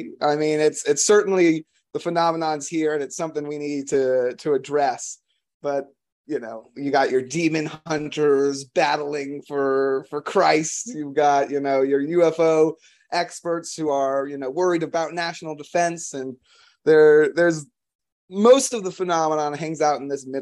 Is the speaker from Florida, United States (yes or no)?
yes; Florida, United States; moved away; I'm from Florida originally